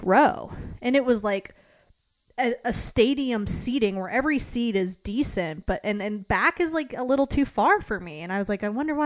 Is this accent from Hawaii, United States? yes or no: no; Piedmont, Virginia, United States; also born or lived in Tidewater, Virginia; I'm from Piedmont, Virginia